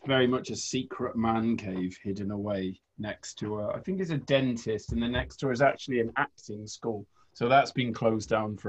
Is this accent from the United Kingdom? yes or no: yes; Cardiff, Wales, United Kingdom; moved away as an adult; also born or lived in New York; now in United States; But I grew up in Cardiff in Wales, and that was like infinitely rougher than New York, which I was not expecting, you know, from growing up in Wales.